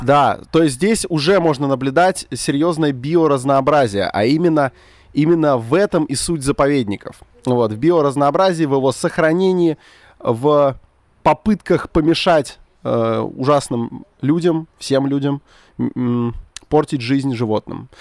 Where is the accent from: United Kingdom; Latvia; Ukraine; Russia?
Russia; Khimki, Moscow Oblast; я вроде как из Подмосковья, из города Химки